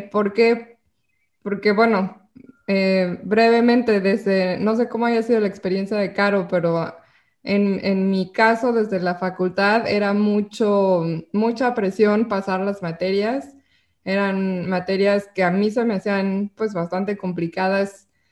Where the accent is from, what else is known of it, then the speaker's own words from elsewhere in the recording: Mexico; como mexicano